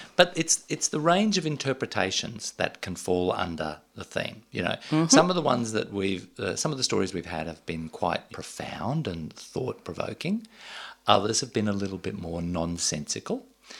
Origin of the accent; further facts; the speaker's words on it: Goondiwindi, Queensland, Australia; I was born in Gundawindi, a town just past bumfuck nowhere in southwest Queensland.